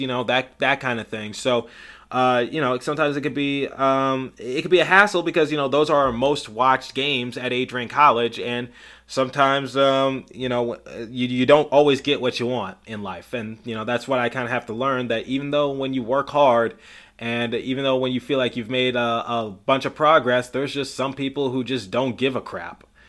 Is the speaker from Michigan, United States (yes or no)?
yes; Detroit, Michigan, United States; I'm from Detroit